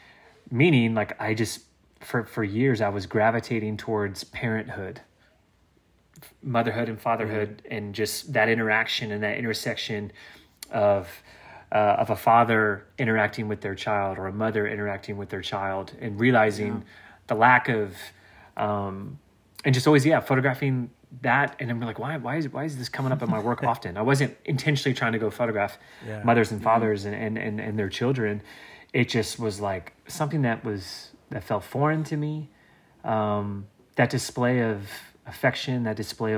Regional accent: the South, United States; growing up in the South

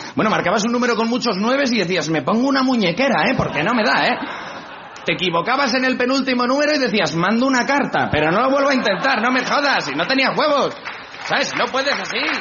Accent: Spain; soy español

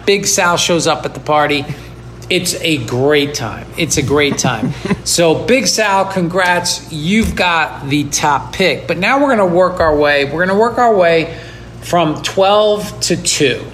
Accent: New York, United States; now in Los Angeles, United States; I'm from New York. I live in LA now.

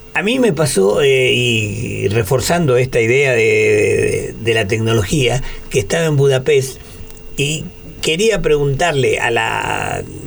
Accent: Argentina; los argentinos somos eh, unos italianos que hablamos español

